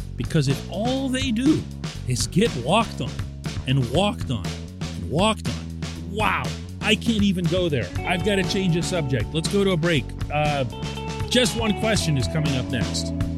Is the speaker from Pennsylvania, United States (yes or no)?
yes; Pittsburgh, Pennsylvania, United States; I'm born and raised in Pittsburgh.